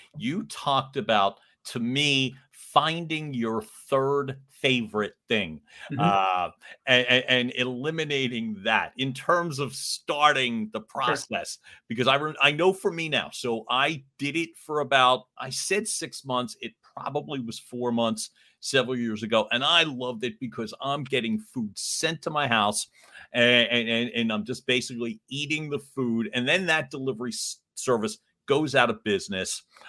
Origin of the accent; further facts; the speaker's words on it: Philadelphia, Pennsylvania, United States; the way that we grew up in Northeast Philly.